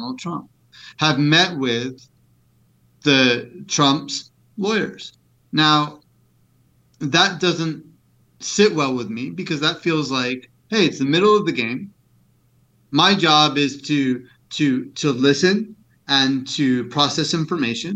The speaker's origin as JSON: {"language": "English", "country": "United States", "said": "as all American citizens"}